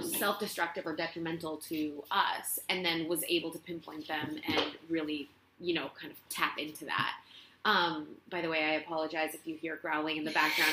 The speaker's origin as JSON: {"language": "English", "town": "Barcelona", "region": "Catalonia", "country": "Spain", "tie": "born or raised there", "second_language": "English", "moved": "as an adult", "lives_now": "Los Angeles, United States", "said": "I'm from Spain. I'm from Barcelona, born and raised, and I came to LA gosh, maybe seven years ago"}